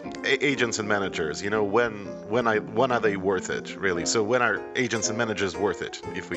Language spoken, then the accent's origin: English; Moscow, Russia; moved away as an adult; now in Baltimore, United States; Well, I'm natively from Moscow, Russia. We sort of moved here 6 years ago.